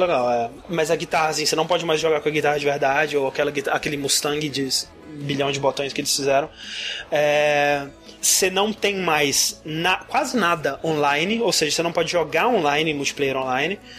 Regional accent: Brazil; eu nunca saí do Brasil

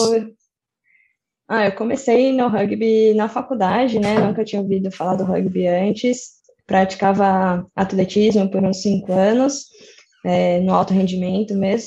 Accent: São Paulo, Brazil; eu sou de São Paulo, mas toda a minha família é de Socorro

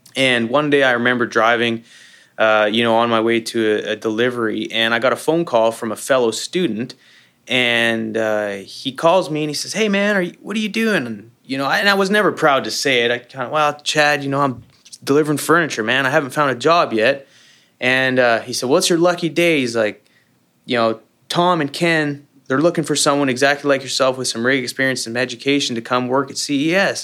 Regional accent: Canada; moved away as an adult; also born or lived in Calgary, Alberta; now in United States; I'm a Canadian living the American dream

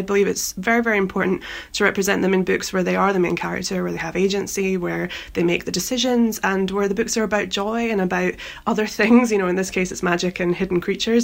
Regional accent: Edinburgh, Scotland, United Kingdom; now in London, United Kingdom; Edinburgh, my hometown

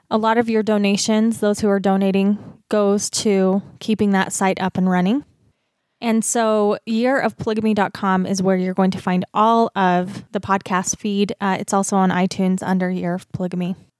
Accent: Utah, United States; accent: Utah; my accent, my Utah accent

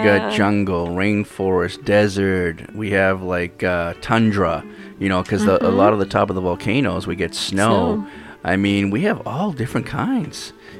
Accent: East Coast, United States; now in Hawaii, United States; I'm from the East Coast originally.

